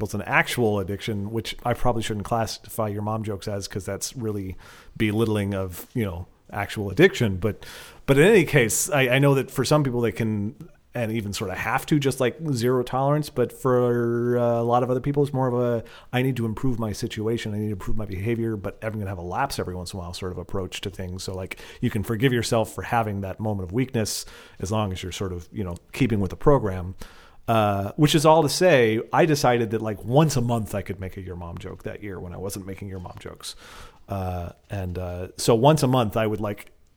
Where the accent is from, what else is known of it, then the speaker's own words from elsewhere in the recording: Portland, Oregon, United States; I'm from Portland